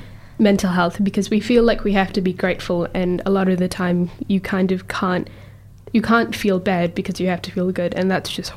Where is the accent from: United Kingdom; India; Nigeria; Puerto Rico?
India; now in New Zealand; I was thinking about it earlier and so I'm from India and India is not a safe space for me to be in because I'm a queer person.